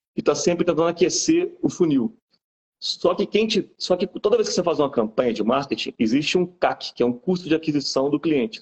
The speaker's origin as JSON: {"language": "Portuguese", "region": "Bahia", "country": "Brazil", "tie": "born or raised there", "also_born_or_lived": "Belo Horizonte, Minas Gerais", "moved": "yes", "lives_now": "Juiz de Fora, Brazil", "said": "mineiro de BH, sou mineiro de BH, fui criado na Bahia"}